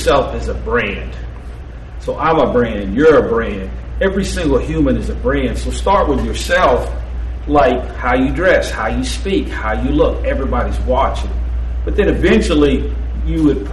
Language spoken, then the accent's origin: English; Birmingham, Alabama, United States; I was born in Birmingham. I was raised in Birmingham.